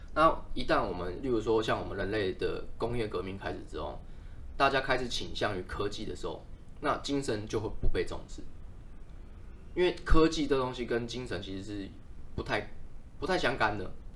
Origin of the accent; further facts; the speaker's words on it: Taiwan; 我们其实台湾人